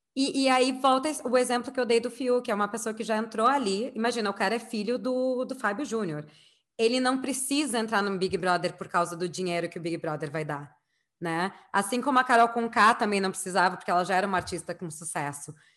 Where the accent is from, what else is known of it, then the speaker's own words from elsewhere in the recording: Rio Grande do Sul, Brazil; eu sou gaúcha